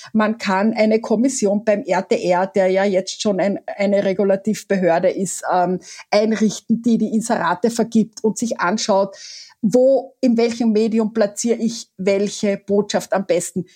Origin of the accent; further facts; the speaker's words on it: Carinthia, Austria; ich bin Kärntnerin